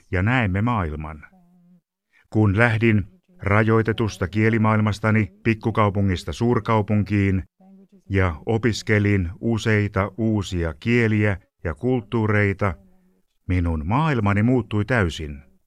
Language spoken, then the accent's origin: Finnish; Transylvania, Romania; Finnish is a second language; Kasvoin Transilvaaniassa, Romaniassa – aikana jolloin unkarilaista vähemmistöä pidettiin vähäpätöisinä kansalaisina. Meillä oli kuulemma aina aksentti, kun puhuimme romaniaa, joka oli koulukieli.